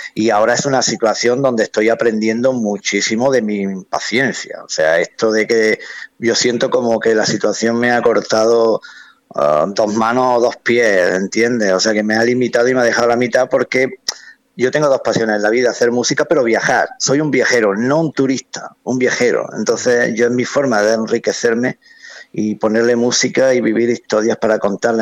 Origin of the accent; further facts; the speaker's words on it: Spain; soy el músico español